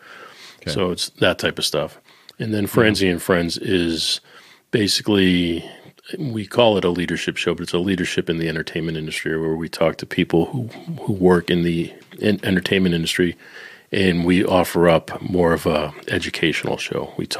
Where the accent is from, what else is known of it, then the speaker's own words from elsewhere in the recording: Boston, Massachusetts, United States; now in Northern Kentucky, United States; Well, I am from Boston, but I am residing in northern Kentucky, right on the Cincinnati border.